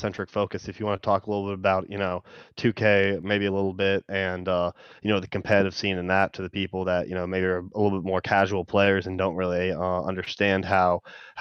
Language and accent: English; Richmond, Virginia, United States; also born or lived in Chicago, Illinois; I am from Chicago, Illinois, and then I moved over into Richmond, Virginia, around the age of like 4 or 5. Grew up there for pretty much my whole life